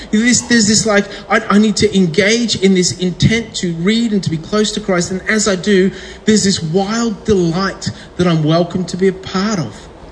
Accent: England, United Kingdom; I was born in England

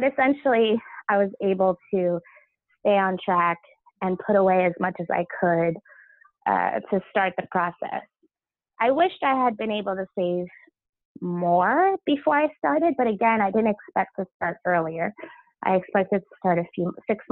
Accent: Long Island, New York, United States; also born or lived in Brooklyn; I grew up on Long Island

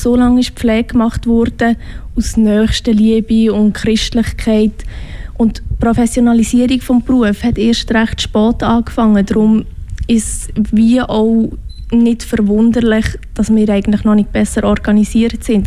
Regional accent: Switzerland; accent: Swiss German; first language Swiss German; meine Muttersprache ist Schweizerdeutsch

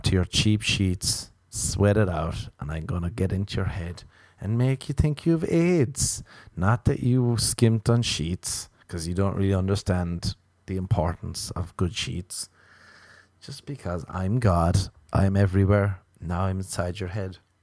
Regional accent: Ireland; as an Irish person

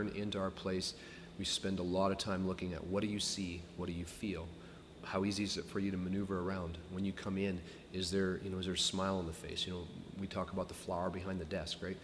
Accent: Iowa, United States; moved away as an adult; now in Canada; when you're from Iowa

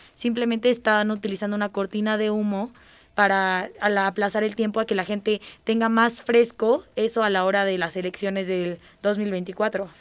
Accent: Mexico; nosotros como ciudadanos mexicanos

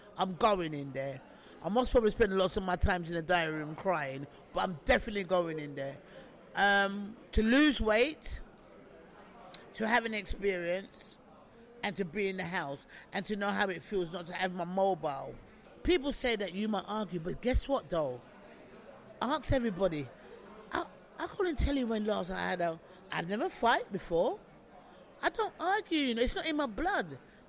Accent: England, United Kingdom; Being English, Big Brother and the Jungle.

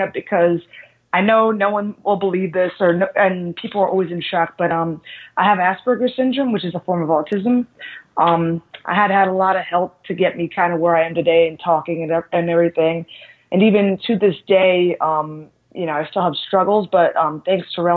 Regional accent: Philadelphia, Pennsylvania, United States; I'm originally from Philadelphia

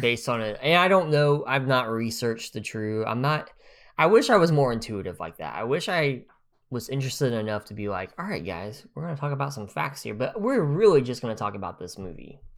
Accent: Grove, Oklahoma, United States; I'm from Grove, Oklahoma.

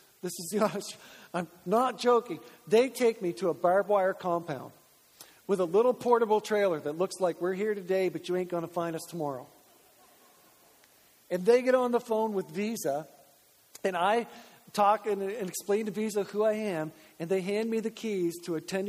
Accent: Grand Manan, New Brunswick, Canada; now in Moncton, Canada; I'm from Graham and Ann, and like, there's no need to lock your house on Graham and Ann because nobody can get off the island

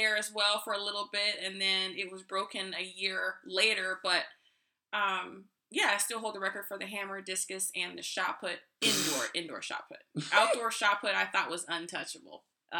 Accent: Riverside, California, United States; I was born and raised in Riverside, California.

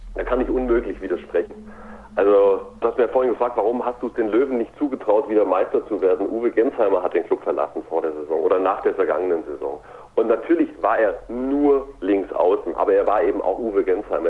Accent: Ulm, Baden-Württemberg, Germany; ich komme ja aus der Ulmer Gegend

